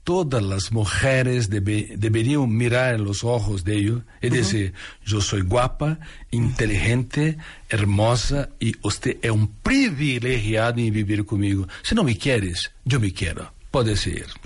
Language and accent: Spanish; Ribeirão Preto, São Paulo, Brazil; Ribeirão Preto, interior de Sao Paulo.